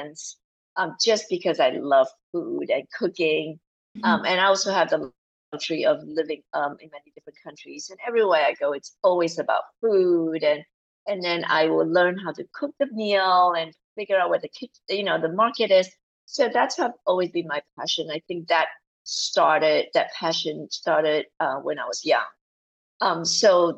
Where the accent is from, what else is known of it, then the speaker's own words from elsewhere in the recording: Malaysia; moved away as an adult; also born or lived in New Zealand / Singapore / New York / Australia; now in United States; I grew up in Malaysia